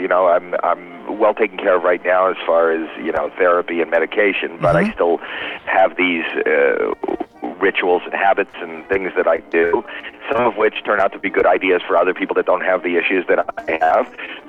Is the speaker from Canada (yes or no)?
yes; Canada; now in United States